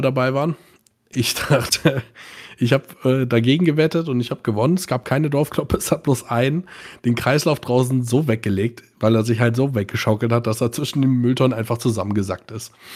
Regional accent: Bad Nauheim, Hesse, Germany; ich komme mhm. aus Bad Nauheim

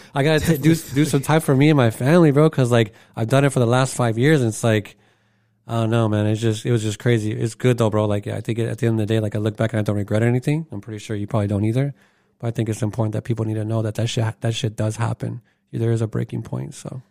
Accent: Arizona, United States; I'm from Arizona as well

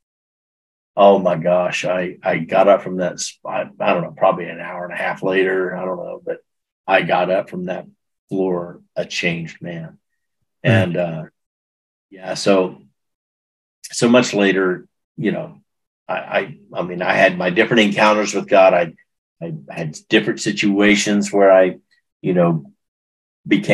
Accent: Texas, United States; I'm from Texas

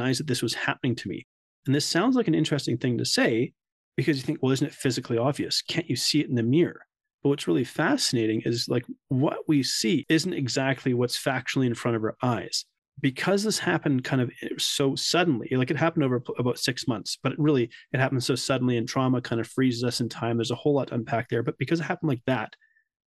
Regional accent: Canada; also born or lived in South Africa; I'm Canadian as well

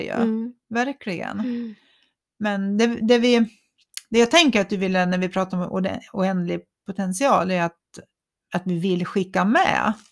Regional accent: Borlänge, Dalarna County, Sweden; Eller, nej, men jag är ju från Borlänge.

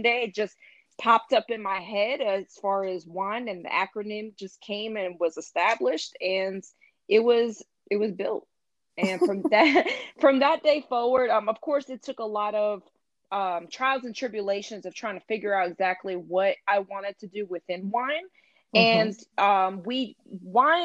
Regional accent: North Carolina, United States; also born or lived in New York; I moved to North Carolina kind of in my early years of childhood

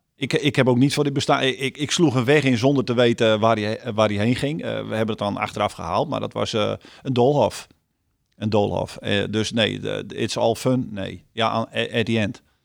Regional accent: Friesland, Netherlands; ik ben een Fries

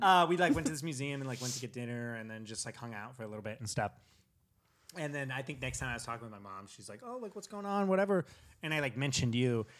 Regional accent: California, United States; I'm from California

